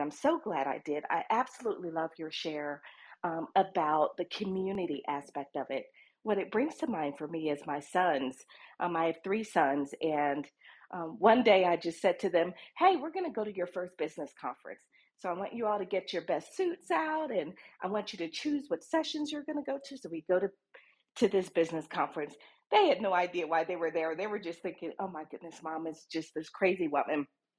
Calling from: Bogotá, Bogotá Capital District, Colombia; I am dialing in from Bogota, Colombia

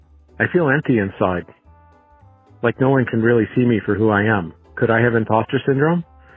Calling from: Fairbanks, Alaska, United States; calling from Fairbanks, Alaska.

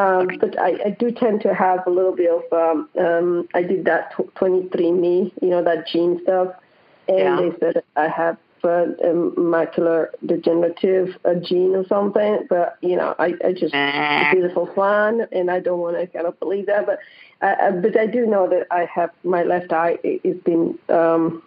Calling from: Hilton Head, South Carolina, United States; I'm calling from Hilton Head, South Carolina.

